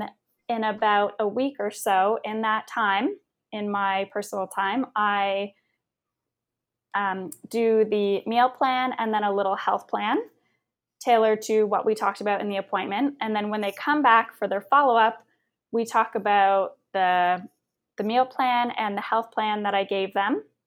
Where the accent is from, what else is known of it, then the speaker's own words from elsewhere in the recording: Windsor, Ontario, Canada; moved away; also born or lived in Toronto; my hometown of Windsor, Ontario